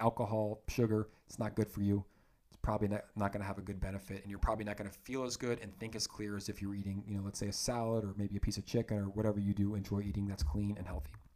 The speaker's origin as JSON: {"language": "English", "town": "Lithia", "region": "Florida", "country": "United States", "tie": "born or raised there", "also_born_or_lived": "Georgia / Santa Barbara, California", "moved": "as an adult"}